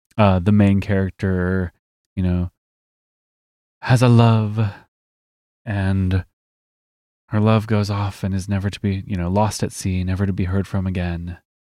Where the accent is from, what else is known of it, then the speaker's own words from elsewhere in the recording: Midwest, United States; we are from the Midwest.